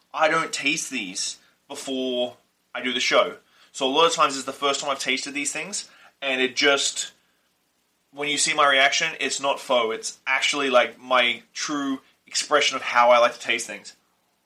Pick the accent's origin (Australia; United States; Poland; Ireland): Australia; accent: Australian; my Australian accent